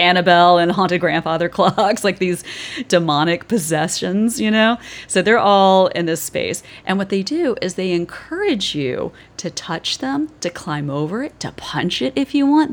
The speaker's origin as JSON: {"language": "English", "region": "Georgia", "country": "United States", "tie": "born or raised there", "moved": "yes", "said": "I grew up in Georgia"}